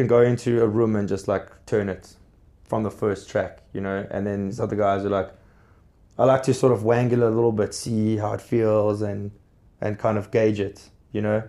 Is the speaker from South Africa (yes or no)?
yes; South Africa; as a South African blues artist